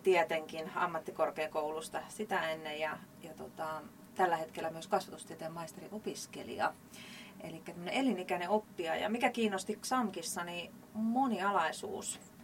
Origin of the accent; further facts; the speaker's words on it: Jaala, Kymenlaakso, Finland; tuolta Kymenlaakson puolelta Jaalasta